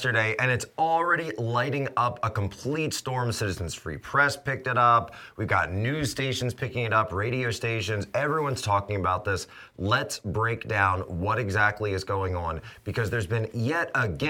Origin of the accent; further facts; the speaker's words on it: Philadelphia, Pennsylvania, United States; I'm from Philly area.